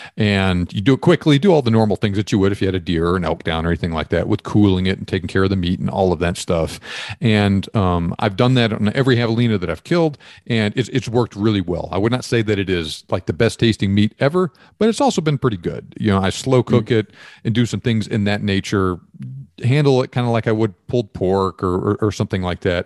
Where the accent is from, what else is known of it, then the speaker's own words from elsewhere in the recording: East Texas, United States; also born or lived in Georgia; I grew up hunting in East Texas